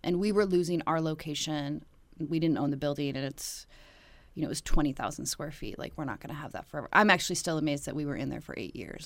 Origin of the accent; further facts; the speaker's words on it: Dillon, Montana, United States; now in Washington, D.C., United States; I grew up in Dillon, Montana